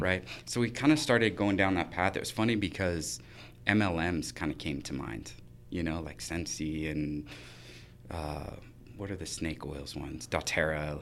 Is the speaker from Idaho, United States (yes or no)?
yes; Idaho Falls, Idaho, United States; born or raised there; moved away as an adult; now in Boise, United States